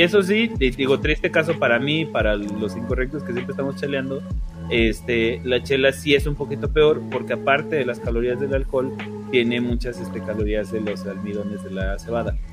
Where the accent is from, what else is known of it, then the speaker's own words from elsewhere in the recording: Mexico; como mexicanos